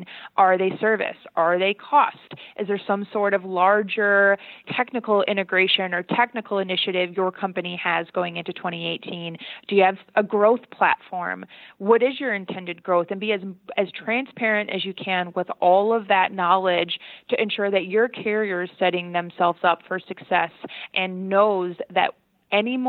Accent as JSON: {"language": "English", "region": "Michigan", "country": "United States", "moved": "yes", "said": "I'm from Michigan originally"}